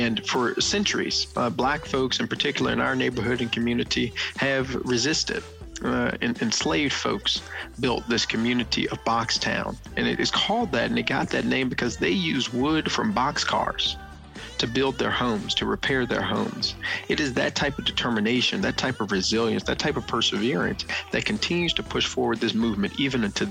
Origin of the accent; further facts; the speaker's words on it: Memphis, Tennessee, United States; moved away as an adult; also born or lived in Boston; I moved from Boston back home to Memphis